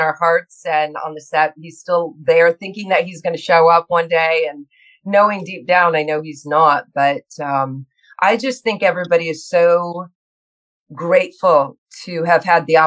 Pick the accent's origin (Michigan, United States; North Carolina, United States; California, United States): Michigan, United States; Grand Rapids; I born and raised in Grand Rapids, Michigan.